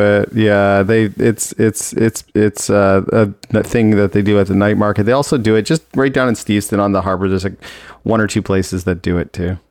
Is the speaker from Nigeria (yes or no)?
no; Toronto, Ontario, Canada; I grew up in Toronto, so I was there